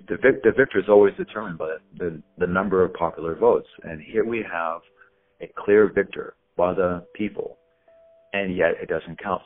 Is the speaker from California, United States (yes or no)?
yes; California, United States; I'm from California